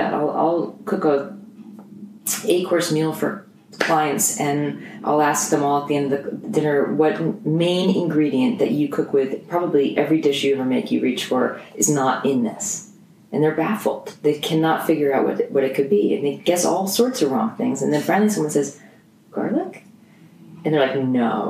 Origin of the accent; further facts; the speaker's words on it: United States; I grew up in New Jersey, New York area, from a Jewish family